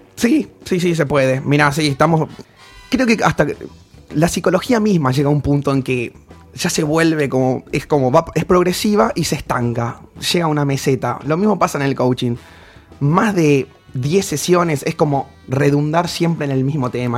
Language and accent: Spanish; Formosa, Argentina; moved away; soy de Formosa